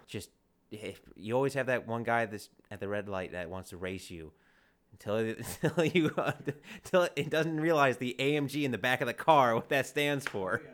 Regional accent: Chicago, Illinois, United States; I'm from Chicago

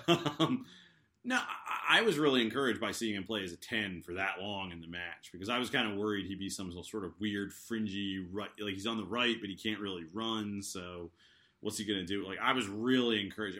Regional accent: United States; I'm American

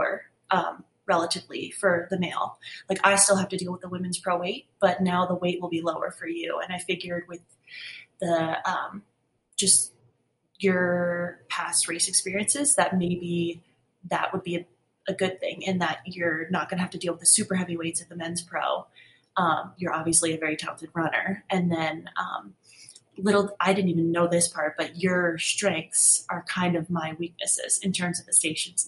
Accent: Cold Spring, New York, United States; born or raised there

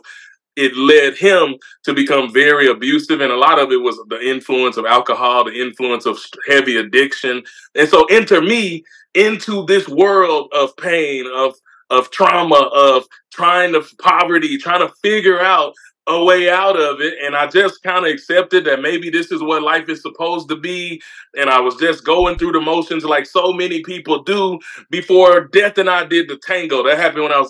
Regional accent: Mississippi, United States; also born or lived in Memphis, Tennessee; I was born in Memphis, Tennessee, raised in Mississippi

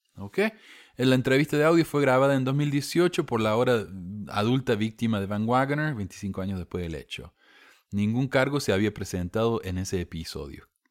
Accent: Córdoba, Argentina; Yo, yo soy de Argentina, ¿verdad? Cuando yo era chico, en la iglesia hacíamos viajes al templo una vez al año. Contratábamos un, autobús, un camión, y íbamos a la, al templo, nos llevaba 12 horas de viaje de Córdoba hasta Buenos Aires

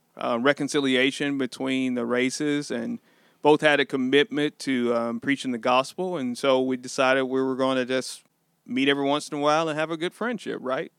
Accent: Sikeston, Missouri, United States; Born and raised in Sykeston, Missouri.

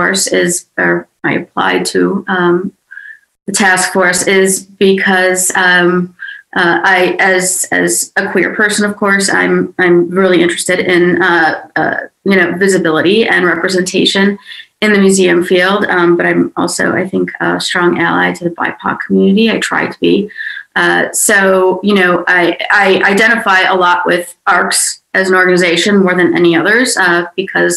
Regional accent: Chicago, Illinois, United States; moved away as an adult; also born or lived in New Orleans / United Kingdom; I'm from Chicago

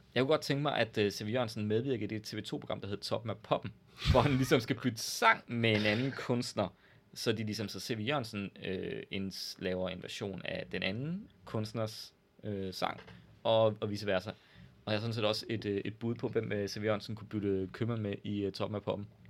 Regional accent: Jutland, Denmark; være lidt overfølsom som jyde

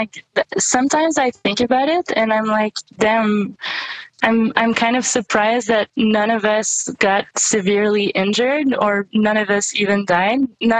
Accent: Canada; also born or lived in Compton, United States; So I was born in California, but I didn't stay there for very long. I think when I was a year old, my mom, she got separated from my dad, so we moved back to Canada

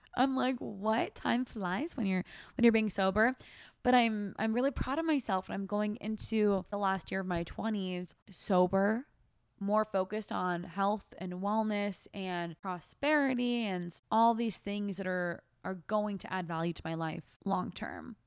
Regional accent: United States; also born or lived in Australia; we are three American girls

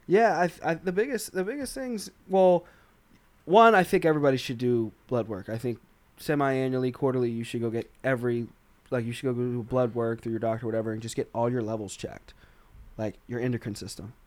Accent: Arkansas, United States; I'm from Arkansas

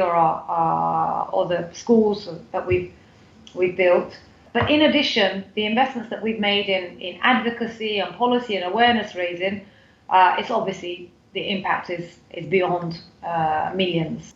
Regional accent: United Kingdom; moved away as an adult; now in Turkey; I grew up in the UK, as you can probably tell from my accent.

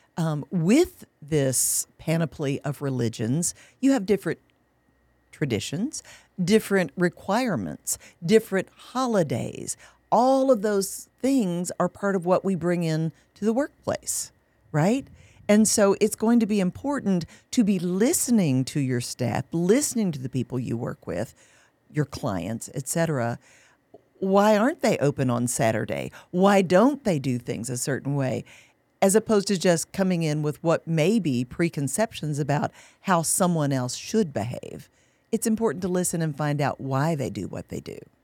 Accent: Kentucky, United States; moved away as an adult; now in San Antonio, United States; We'd lived in Kentucky for decades. That's my home state

